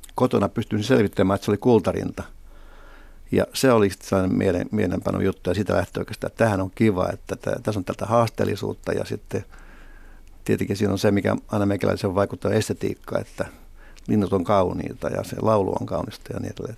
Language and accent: Finnish; Helsinki, Uusimaa, Finland; also born or lived in Iitti / Riihimäki; muutimme tota Helsinkiin Riihimäeltä ja sitä ennen Riihimäen kolme vuoden – asumista edelsi sitten äh, asuminen Iitissä, jossa mä oon syntynyt